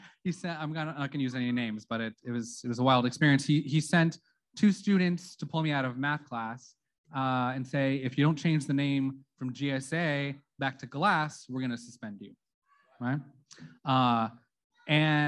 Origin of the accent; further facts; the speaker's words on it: Santa Clarita, California, United States; I'm from Santa Clarita, which is a historically, politically, and religiously conservative city